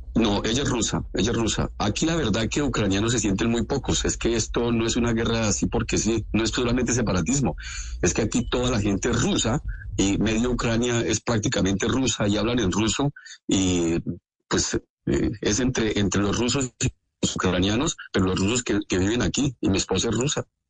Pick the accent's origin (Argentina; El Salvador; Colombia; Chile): Colombia; now in Donetsk, Ukraine; yo soy colombiano común y corriente